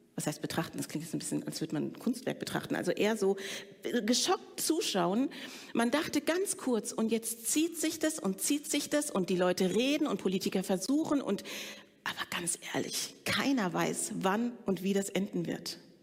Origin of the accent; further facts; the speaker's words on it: Frankfurt, Hesse, Germany; ich bin in Frankfurt groß geworden bei meiner Pflegemutter